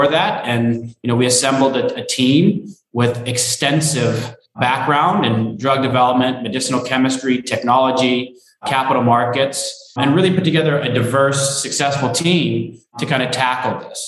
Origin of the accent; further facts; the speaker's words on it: Denver, Colorado, United States; moved away as an adult; now in San Juan, Puerto Rico; Born and raised in Denver, Colorado, spent 34 years there